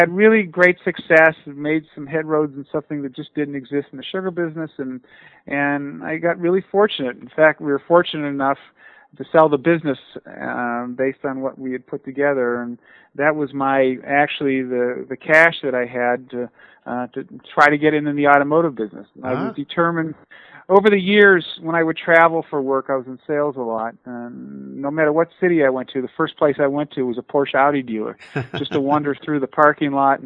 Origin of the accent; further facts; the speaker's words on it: Youngstown, Ohio, United States; growing up in Youngstown, Ohio